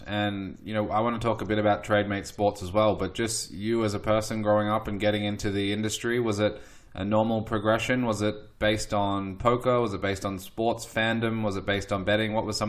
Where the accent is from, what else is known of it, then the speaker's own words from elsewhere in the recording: Melbourne, Victoria, Australia; growing up in Australia, and you know, we in Melbourne had a holiday for a horse race called the Melbourne Cup